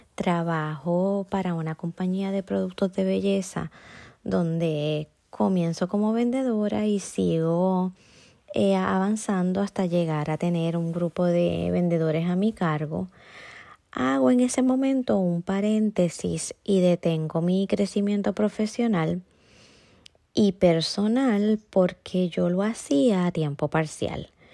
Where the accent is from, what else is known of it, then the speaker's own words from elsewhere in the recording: Puerto Rico; Soy puertorriqueña, a mucho orgullo